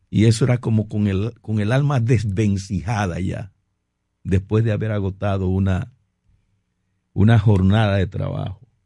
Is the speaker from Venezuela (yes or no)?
no; Puerto Plata, Dominican Republic; moved away; Yo vengo de Puerto Plata, donde, reside, donde me desarrollé inicialmente en mi vida